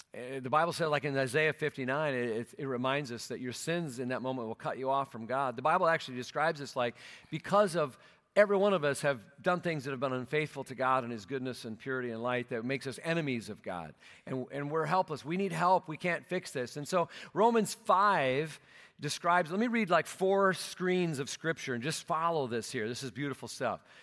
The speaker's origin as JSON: {"language": "English", "region": "Minnesota", "country": "United States", "tie": "born or raised there", "moved": "yes", "said": "my hometown there in Minnesota"}